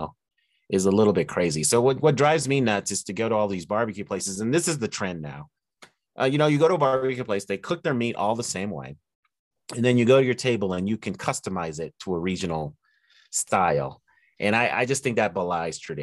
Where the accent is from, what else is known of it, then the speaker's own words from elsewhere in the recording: Denver, Colorado, United States; growing up in Denver, Colorado